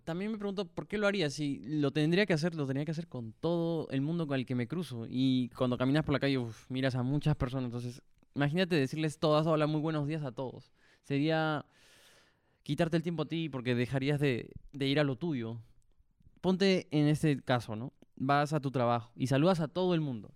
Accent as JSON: {"language": "Spanish", "country": "Peru"}